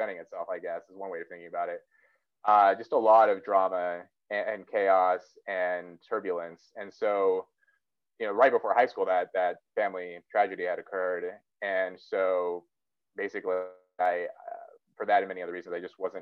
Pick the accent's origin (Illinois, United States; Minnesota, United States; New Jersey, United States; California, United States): California, United States; Los Angeles; also born or lived in Yale; now in Cambridge, United Kingdom; I was born in Los Angeles